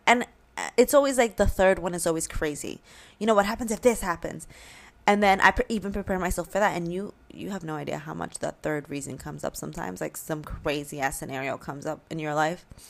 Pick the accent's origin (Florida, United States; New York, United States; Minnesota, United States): New York, United States; we're from New York